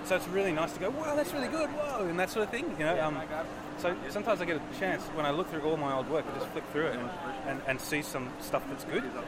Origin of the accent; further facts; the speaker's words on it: Canberra, Australian Capital Territory, Australia; moved away as an adult; now in Melbourne, Australia; I'm from Canberra where I, have been drawing comics for about 16 years now